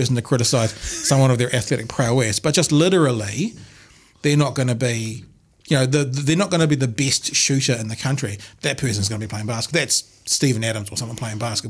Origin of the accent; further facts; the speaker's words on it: New Zealand; we're an English-speaking country. We're a bilingual country, obviously. Yeah. We're actually a trilingual if you include New Zealand Sign Language, three official languages